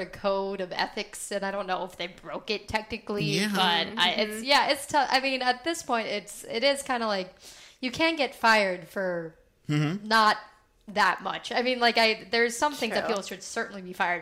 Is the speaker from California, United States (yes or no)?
yes; Palo Alto, California, United States; I was born and raised in Palo Alto, California. I've been here for basically my whole life